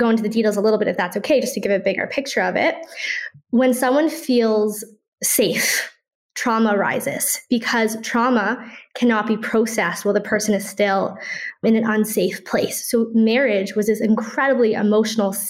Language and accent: English; Toronto, Ontario, Canada; now in Safed, Israel; I'm originally from Toronto, Canada